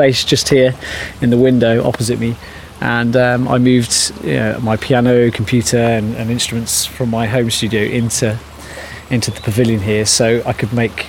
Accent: Shropshire, West Midlands, United Kingdom; moved away as an adult; also born or lived in Surrey; I'm from Shropshire, but I lived near London in Surrey for a decade

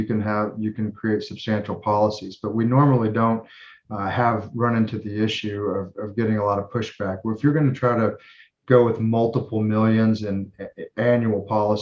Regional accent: North of Dallas, Fort Worth area in North Texas, United States; North of Dallas, Fort Worth area in North Texas.

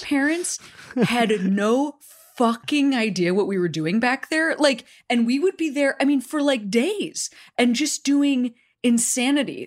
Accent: Chicago, Illinois, United States; I'm from Chicago

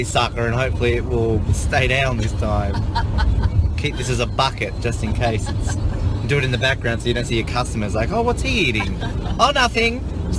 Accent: Australia; As an Australian, that's cray cray.

